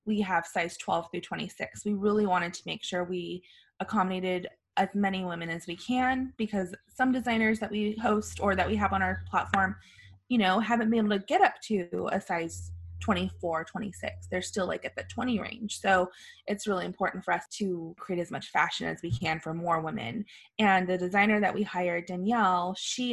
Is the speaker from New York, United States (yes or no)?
no; Los Angeles, California, United States; I grew up in Los Angeles area my whole life